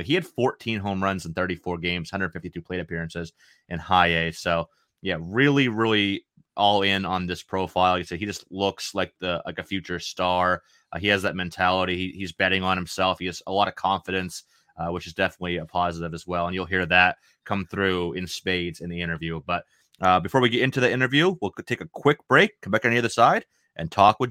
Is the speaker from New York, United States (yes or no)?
no; Maine, United States; I'm from Maine. I'm from Maine, so yeah, I'm used to the cold weather. Like, it's like 40 something degrees outside here in Maine right now.